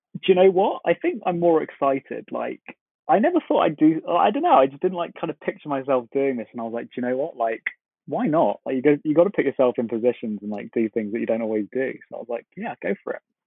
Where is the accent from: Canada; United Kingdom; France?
United Kingdom; London; I am from London, from the UK.